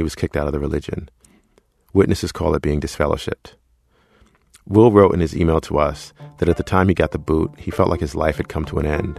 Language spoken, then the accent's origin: English; New York City, New York, United States; I grew up in Queens